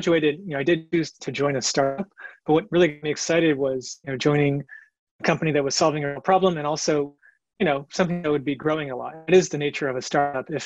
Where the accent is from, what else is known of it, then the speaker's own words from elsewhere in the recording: San Francisco, California, United States; I was born in San Francisco